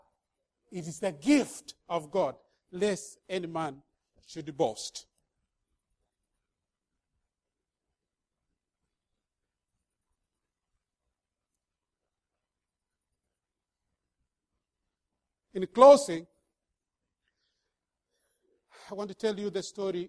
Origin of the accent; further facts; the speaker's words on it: Kenya; now in Minnesota, United States; I come from Kenya